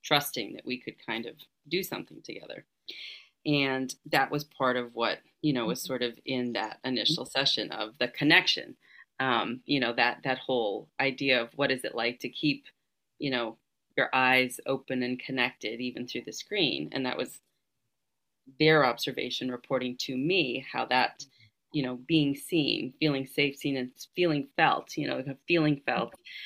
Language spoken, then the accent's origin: English; Massachusetts, United States; moved away; I'm from Massachusetts originally